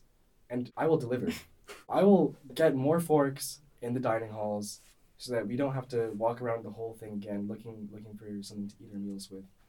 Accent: Canada; I'm a Canadian

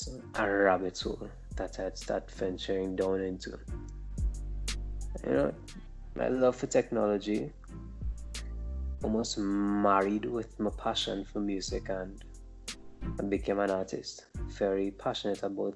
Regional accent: Trinidad & Tobago; I'm a Trinidadian

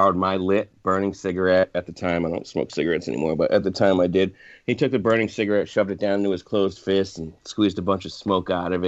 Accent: Cape Cod, Massachusetts, United States; now in Florida Keys, United States; Well, I'm from Cape Cod, Massachusetts, but I now live and perform full-time down in the Florida Keys.

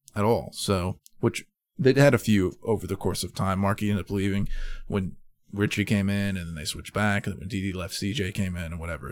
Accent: Madison, United States; my hometown of Madison when I was in high school

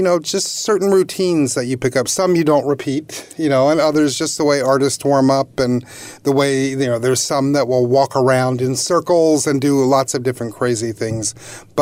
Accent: Philadelphia area, New Jersey, United States; moved away as an adult; also born or lived in Michigan / North Carolina / Virginia; now in New York area, United States; I'm originally from the Philadelphia area

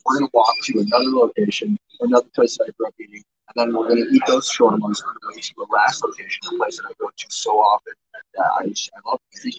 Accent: Dearborn, Michigan, United States; I grew up in Dearborn, I know shawarma, I love shawarma, and I'm Mexican, Italian, and Lebanese

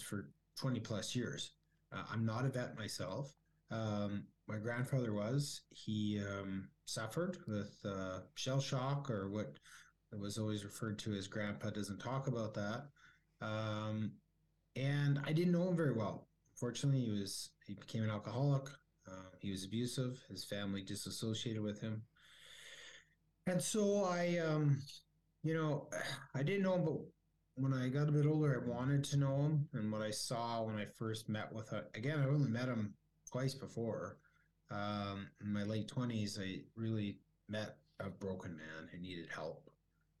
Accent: Calgary, Alberta, Canada; also born or lived in California; I grew up in Calgary

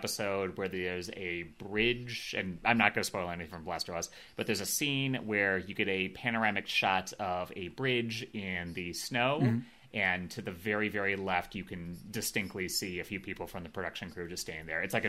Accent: Midwest, United States; I grew up in the Midwest.

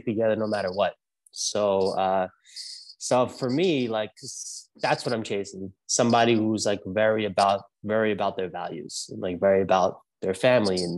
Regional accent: New York City, New York, United States; accent: New York; moved away as an adult; now in Los Angeles, United States; I grew up in Brooklyn.

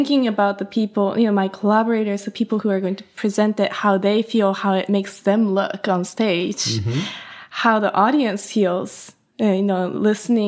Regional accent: Hokkaido, Japan; now in New York City, United States; I was born and raised in Hokkaido, which is like the northern part of Japan.

